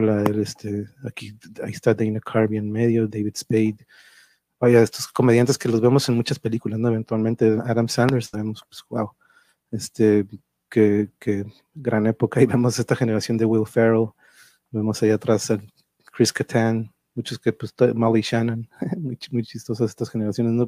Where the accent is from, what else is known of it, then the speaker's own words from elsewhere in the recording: Tijuana, Baja California, Mexico; also born or lived in Mexico City; yo crecí aquí en Tijuana